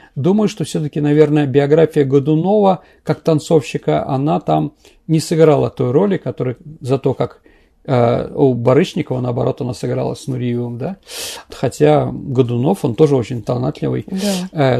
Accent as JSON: {"language": "Russian", "region": "Saint Petersburg", "country": "Russia", "said": "я как бы питерский человек"}